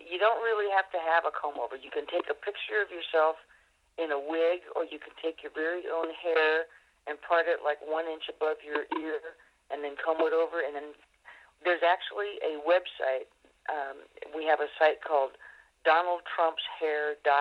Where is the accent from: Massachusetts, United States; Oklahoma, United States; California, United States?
California, United States; Summit Road, between Los Gatos and Santa Cruz; moved away; I grew up on Summit Road, up uh, between Los Gatos and Santa Cruz. So I'm definitely a native of that area